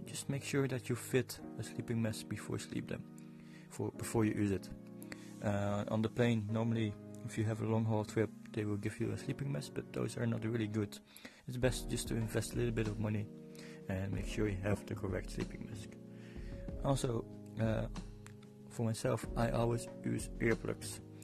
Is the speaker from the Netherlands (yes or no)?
yes; Netherlands; now in Dublin, Ireland; I'm from Netherlands, but I live in Dublin.